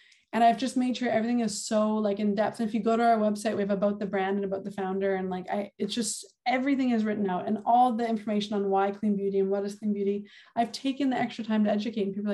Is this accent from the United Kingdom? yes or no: no; Winnipeg, Manitoba, Canada; moved away as an adult; I'm from St. Vitale and that's where my son was born and where I grew up.